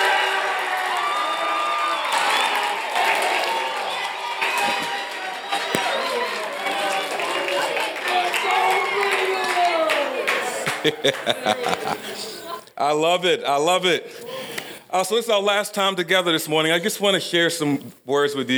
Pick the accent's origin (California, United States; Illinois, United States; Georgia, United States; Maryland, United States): Maryland, United States; Baltimore; I grew up in South Baltimore in a pretty poor neighborhood, something they call a project.